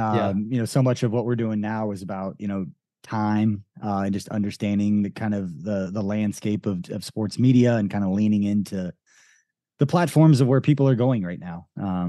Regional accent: Kansas City, Missouri, United States; I grew up a Chiefs fan. I grew up in Kansas City.

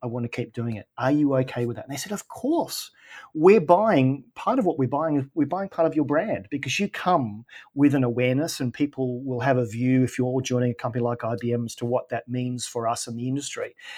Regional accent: Australia; I'm Australian

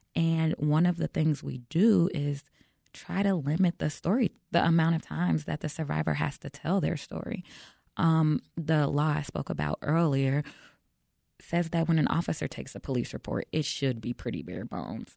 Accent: Chicago, Illinois, United States; I'm born and raised in Chicago

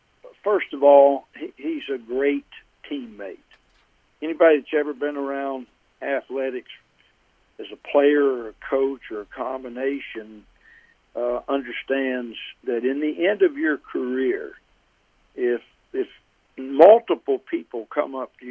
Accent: Alabama, United States; So I have followed the Giants in my youth and was a fan of theirs, even growing up in Alabama, which doesn't make much sense

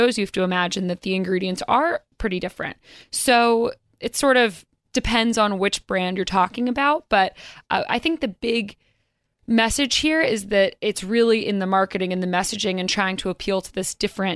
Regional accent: North Carolina, United States; now in New York, United States; I'm from North Carolina originally

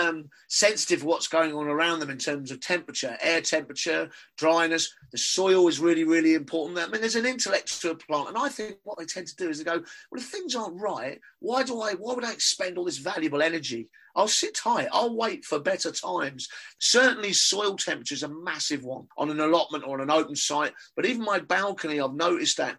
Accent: London, United Kingdom; accent: Cockney; my Cockney accent

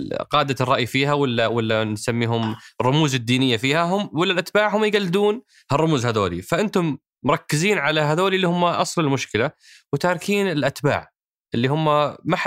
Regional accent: Saudi Arabia; احنا كسعوديه

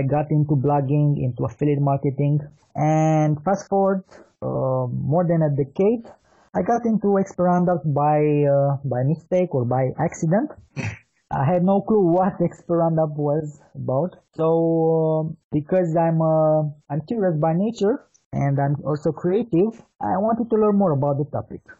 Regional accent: Bucharest, Romania; As you said, I'm from Bucharest, Romania.

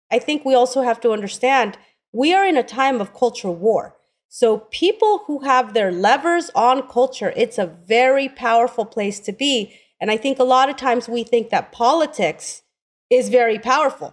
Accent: Oakland, California, United States; I grew up in Oakland.

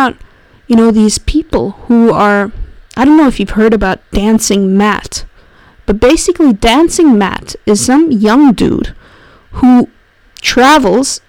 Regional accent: Zurich, Switzerland; my hometown of Zurich

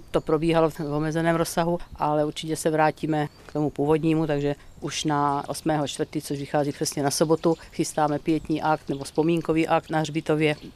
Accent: Morkůvky, South Moravian Region, Czechia; born there; Jsem hrdý, že jsem se narodil v Morkůvkách a doufám, že jednou moje pozůstatky budou uloženy vedle mých rodičů a bratra.

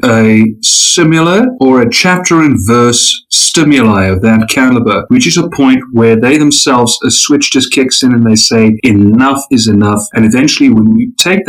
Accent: South Africa; I'm a South African

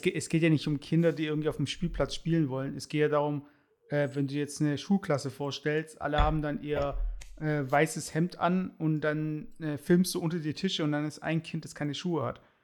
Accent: Stuttgart, Baden-Württemberg, Germany; bei uns in Baden-Württemberg, also in Stuttgart

